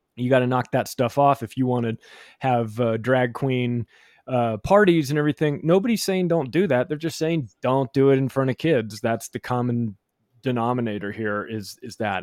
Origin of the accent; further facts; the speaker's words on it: Palm Springs, California, United States; I grew up in Palm Springs, California